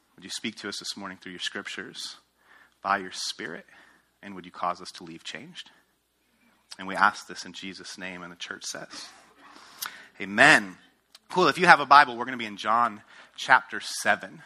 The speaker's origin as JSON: {"language": "English", "region": "outside of New York City", "country": "United States", "tie": "born or raised there", "also_born_or_lived": "Ohio / Denver, Colorado", "moved": "as an adult", "said": "I grew up outside of New York City, went to school at Ohio State, planted a church in Denver, Colorado"}